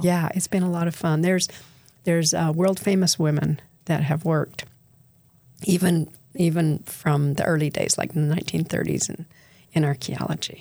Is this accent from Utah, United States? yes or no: yes; Bountiful, Utah, United States; also born or lived in St. George, Utah; I was raised in Bountiful, Utah